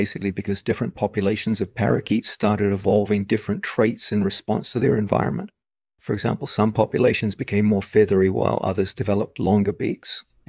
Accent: Algeria; now in France; when I was a kid growing up in Algeria

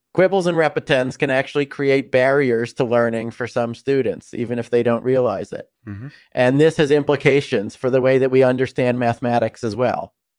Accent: Connecticut, United States; I grew up in Connecticut and then moved to Princeton in 2002 to study theoretical physics and mathematics.

